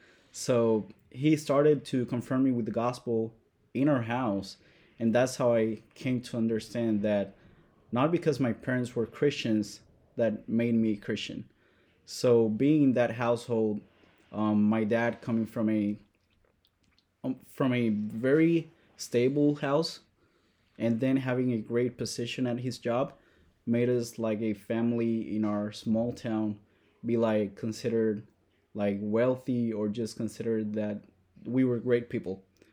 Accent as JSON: {"language": "English", "country": "Puerto Rico", "tie": "born or raised there", "also_born_or_lived": "Madison, Wisconsin", "moved": "yes"}